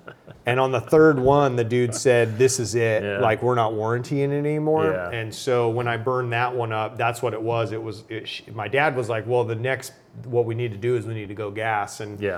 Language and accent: English; Arizona, United States; And I grew up in Arizona, so I basically could ride from my house out into just endless miles of desert.